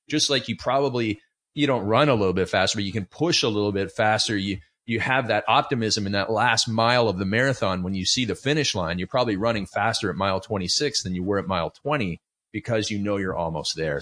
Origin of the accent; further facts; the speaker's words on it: Canada; I grew up in Canada